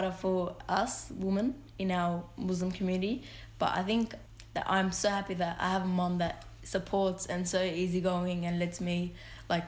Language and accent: English; Sydney, New South Wales, Australia; I am born here, but my culture is Lebanese.